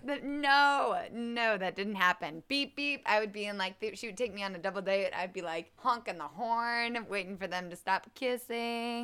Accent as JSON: {"language": "English", "town": "Kansas City", "region": "Missouri", "country": "United States", "tie": "born or raised there", "also_born_or_lived": "Charleston, West Virginia", "said": "Kansas City, Missouri"}